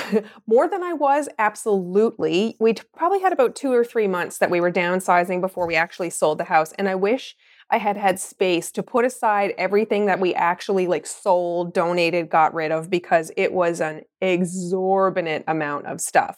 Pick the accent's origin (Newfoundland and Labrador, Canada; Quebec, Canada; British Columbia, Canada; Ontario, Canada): Newfoundland and Labrador, Canada; Mount Pearl; moved away as an adult; also born or lived in Halifax, Nova Scotia; now in Truro, Canada; I grew up in Mount Pearl, Newfoundland, and I lived there most of my life.